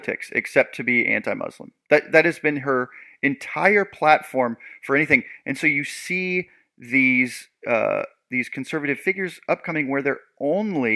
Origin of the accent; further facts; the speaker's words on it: Seattle, Washington, United States; I'm from the Pacific Northwest, the Seattle area